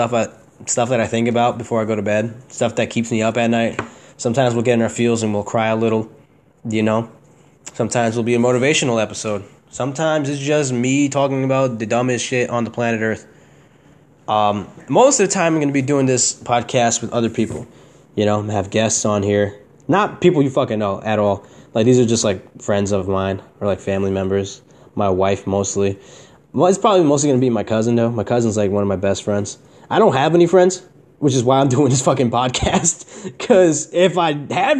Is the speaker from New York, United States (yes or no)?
yes; Newburgh, New York, United States; I was born in Newburgh, New York, USA